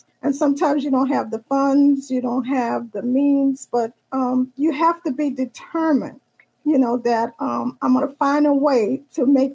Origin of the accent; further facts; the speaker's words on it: New Orleans, Louisiana, United States; I am from the Big Easy, which is New Orleans, Louisiana.